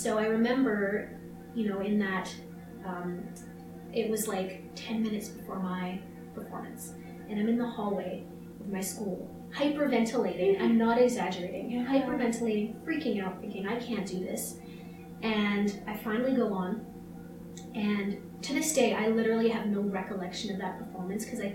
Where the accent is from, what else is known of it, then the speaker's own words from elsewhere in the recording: Canada; we promised we're Canadian. We've only seen snow like our entire lives.